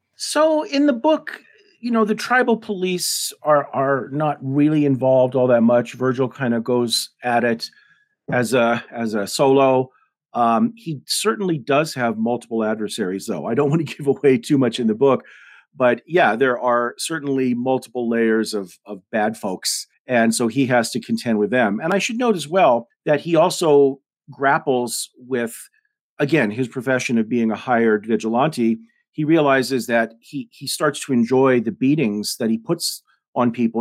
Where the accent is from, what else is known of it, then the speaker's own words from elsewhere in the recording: Denver, Colorado, United States; also born or lived in Rosebud Indian Reservation, South Dakota; I grew up in Denver